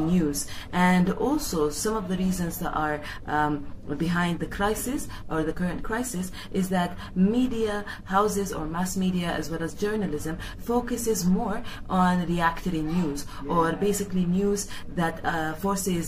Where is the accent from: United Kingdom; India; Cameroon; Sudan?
Sudan; Khartoum; I'm from Khartoum, Sudan.